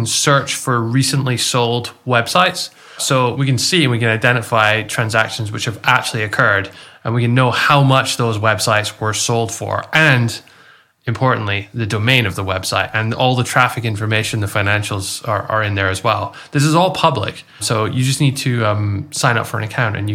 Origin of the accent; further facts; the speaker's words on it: Scotland, United Kingdom; this is what a tanned Scottish person looks like